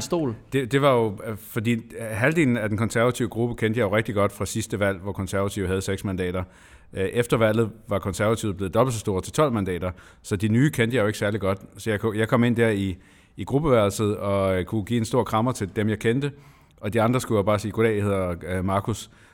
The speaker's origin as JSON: {"language": "Danish", "area": "Lolland-Falster", "region": "Zealand", "country": "Denmark", "said": "hjemme på Lolland Falster, hvor jeg kommer fra"}